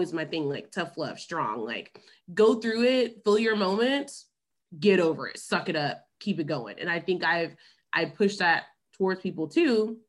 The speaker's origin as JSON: {"language": "English", "town": "Memphis", "region": "Tennessee", "country": "United States", "lives_now": "Dallas, United States", "said": "Actually from Memphis. So I was born in Memphis, Tennessee. And then I moved to Dallas for the third time about 6 years ago. I've lived here three different times."}